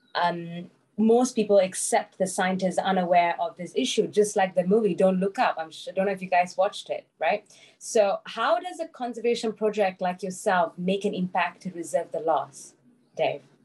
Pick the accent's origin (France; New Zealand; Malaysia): Malaysia; I'm from Malaysia.